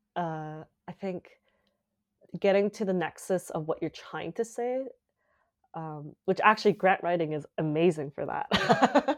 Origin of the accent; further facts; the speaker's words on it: Calgary, Alberta, Canada; moved away as an adult; now in Montreal, Canada; we went to, uh, Calgary, and I grew up in Calgary